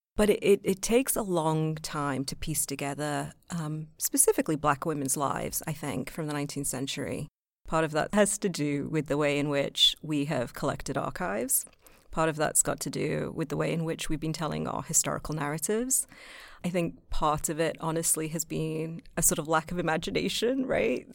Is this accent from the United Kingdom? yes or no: yes; United Kingdom; moved away; being British